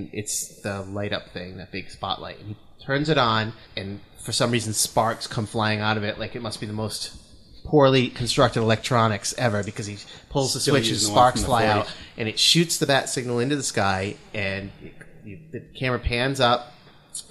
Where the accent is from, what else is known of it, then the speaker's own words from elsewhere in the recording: New England, United States; accent: New England; That's my New England accent